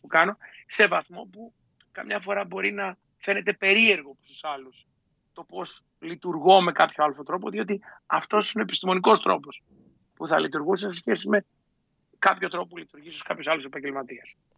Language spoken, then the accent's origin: Greek; Greece; για μας ως Έλληνες